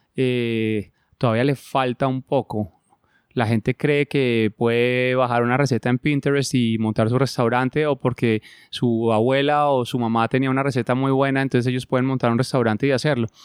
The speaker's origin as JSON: {"language": "Spanish", "region": "Bogotá", "country": "Colombia", "tie": "born or raised there", "also_born_or_lived": "Argentina / Spain", "moved": "as an adult", "said": "yo nací en Bogotá"}